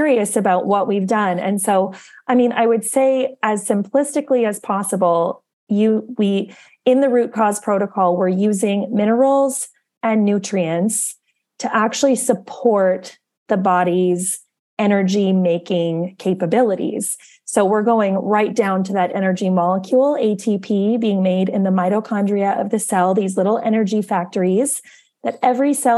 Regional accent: Winnipeg, Manitoba, Canada; also born or lived in Arizona; I'm originally from Winnipeg.

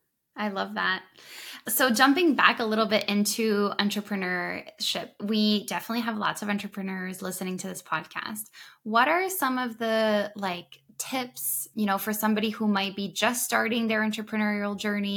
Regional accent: Thailand; And so I've grown up a little bit all over. I grew up in Thailand when I was little.

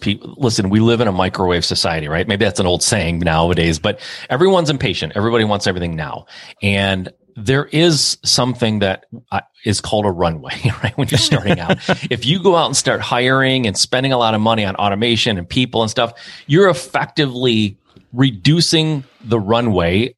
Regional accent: Michigan, United States; I'm from Michigan. Most people are in the automotive industry here

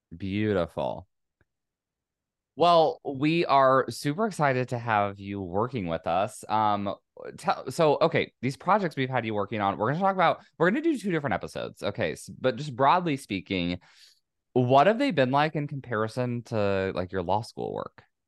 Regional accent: California, United States; it's my home state

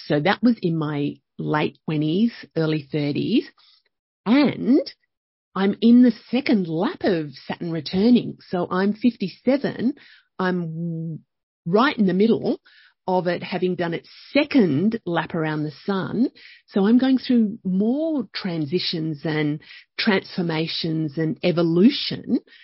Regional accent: Young, New South Wales, Australia; also born or lived in Penrith; I grew up, I was born in Penrith. We moved to Young when I was, I think, about four, and grew up there

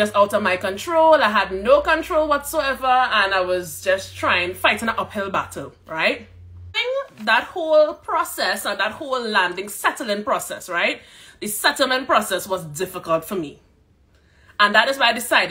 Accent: Trinidad & Tobago; moved away as an adult; also born or lived in Calgary, Alberta, Canada; now in Edmonton, Canada; I am from Trinidad and Tobago.

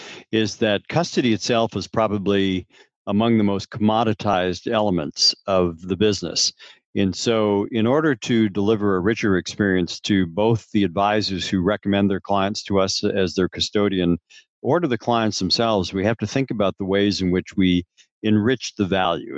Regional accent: Upper Peninsula of Michigan, United States; I grew up in the Upper Peninsula of Michigan

